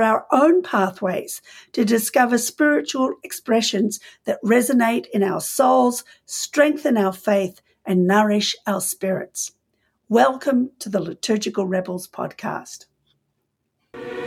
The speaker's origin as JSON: {"language": "English", "country": "Australia", "also_born_or_lived": "New Zealand", "moved": "as an adult", "said": "I am an Australian physician, trained in Australia, then practiced in New Zealand"}